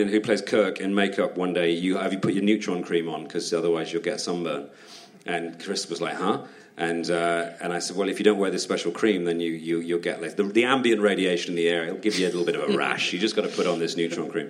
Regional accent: United Kingdom; as a Brit over there

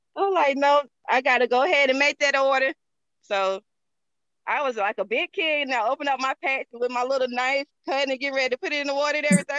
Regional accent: Georgia, United States; accent: country; I'm from the South. I'm from Georgia

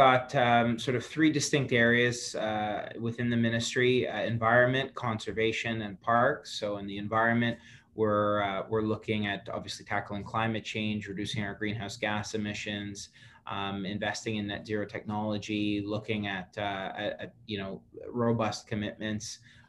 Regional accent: Ontario, Canada; I grew up in Algonquin Park, Highland Trail with my dad.

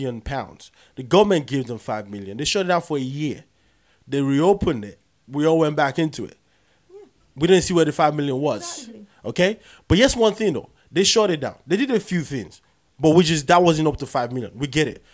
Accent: Nigeria; I'm claiming I'm Nigerian, and I say I am Nigerian

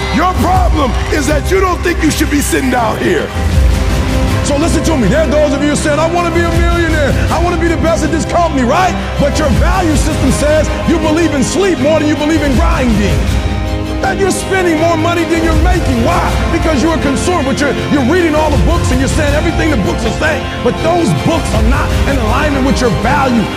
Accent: Detroit, Michigan, United States; I'm from Detroit, homeless.

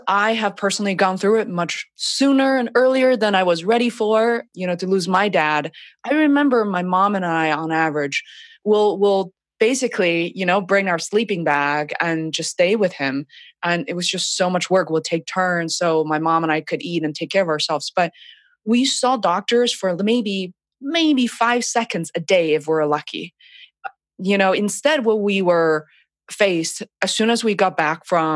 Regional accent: China; moved away; my background of being born and raised in China

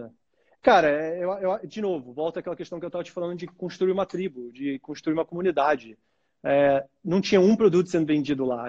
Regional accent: Brazil; a gente é brasileiro com orgulho

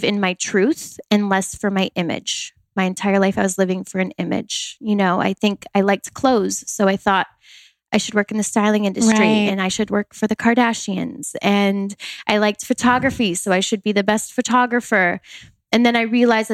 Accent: Wisconsin, United States; I grew up in Wisconsin, a very small town in the country

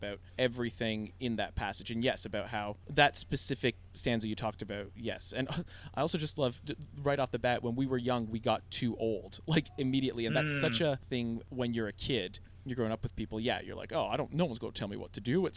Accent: Toronto, Ontario, Canada; growing up in Toronto

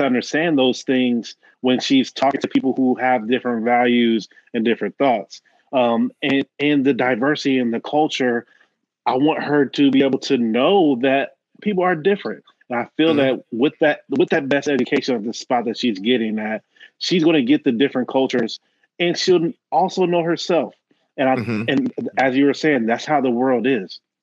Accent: Dayton, Ohio, United States; I'm from Dayton

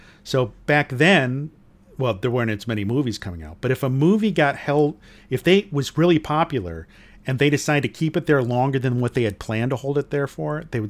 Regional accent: Southfield, Michigan, United States; born there; I think it might have been built before I was born or right after I was born in Southfield, Michigan.

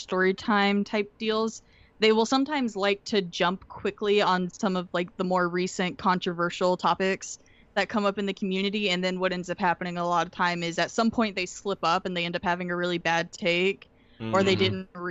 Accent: the South, United States; accent: normal American; I'm from the South

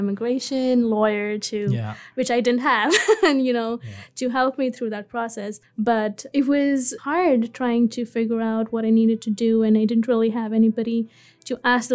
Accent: India; moved away as an adult; also born or lived in Dubai; now in Newfoundland, Canada; I am originally from India, where I grew up until I was 18

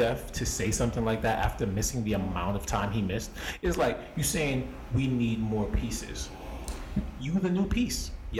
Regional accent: New York, United States; We are from New York.

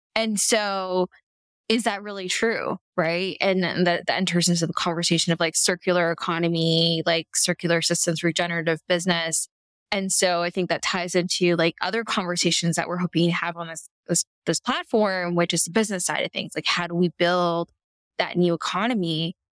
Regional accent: Canada; I'm Canadian

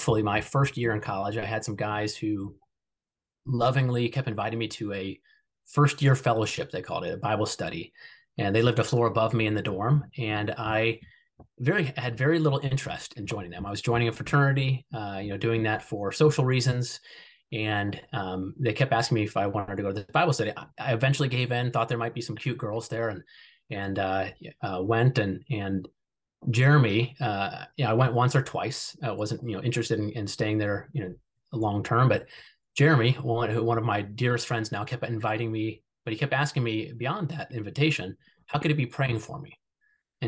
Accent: Columbus, Ohio, United States; I grew up in Columbus, Ohio

